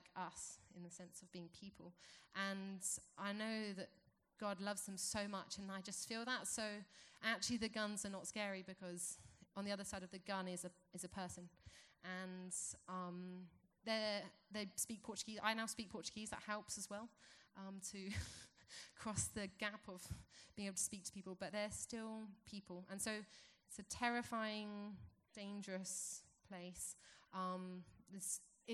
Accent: England, United Kingdom; moved away as an adult; now in Fortaleza, Brazil; I'm from England

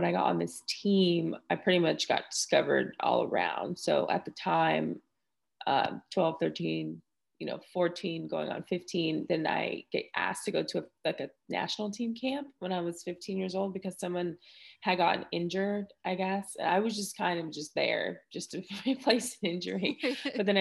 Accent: Palmdale, California, United States; moved away as an adult; also born or lived in Chicago / Utah / Australia; I'm from Palmdale, California, originally, born and raised there

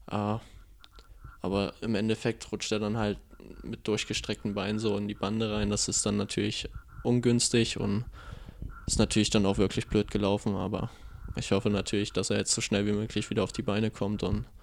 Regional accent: Erfurt, Thuringia, Germany; born there; Ja, das ist richtig, aber für einen Nachwuchs hatte ich gespielt gehabt für Erfurt.

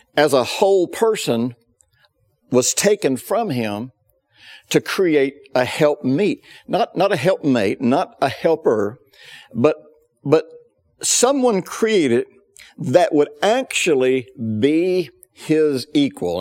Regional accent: the South, United States; I grew up in the South in the fifties

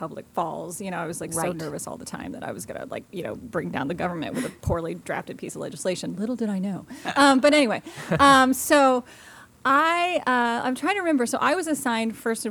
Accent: Louisville, Kentucky, United States; moved away as an adult; also born or lived in Wisconsin / East Coast; now in Williamsburg, United States; I'm from Kentucky. I grew up in Kentucky, Louisville, Kentucky

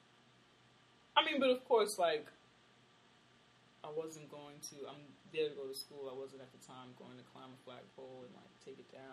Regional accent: New York, United States; also born or lived in Nashville; I'm from New York and I was in Nashville for 4 years

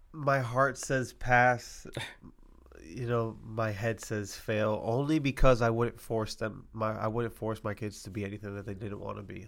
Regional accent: Massachusetts, United States; I'm from Mass

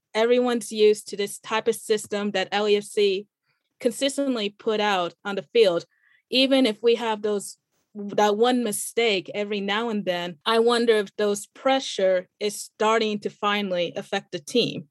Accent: Kansas City, United States; I am born and raised in Kansas City, so I grew up watching Sporting Kansas City

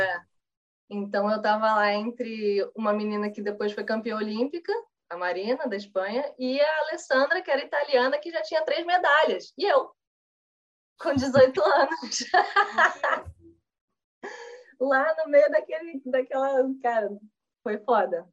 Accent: Brazil

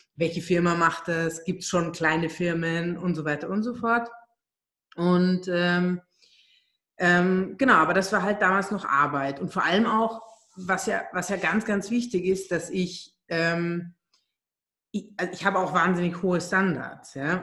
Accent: Germany; moved away as an adult; also born or lived in Hungary; now in Vienna, Austria; Ich bin ähm, ursprünglich Ungarin, bin in Deutschland aufgewachsen und lebe jetzt seit 14 Jahren in Wien

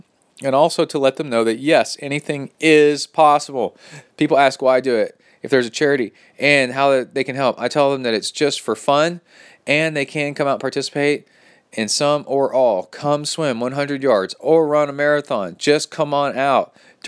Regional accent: Key West, Florida, United States; several years ago, I dreamed up of doing my own solo long course triathlon right here in my hometown, the island of Key West, Florida.

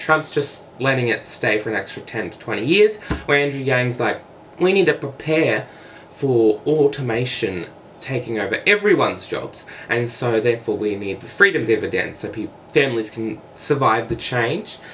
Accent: Australia; I am from Australia

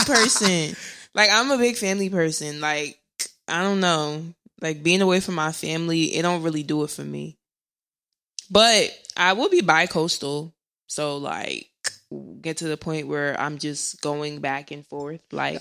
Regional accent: New Jersey, United States; also born or lived in Irvington, New Jersey; I'm from North Jersey

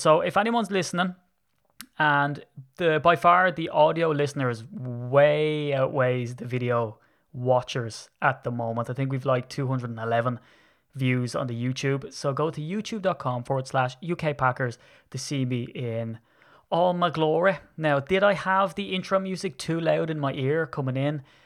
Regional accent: Ireland; I'm Irish.

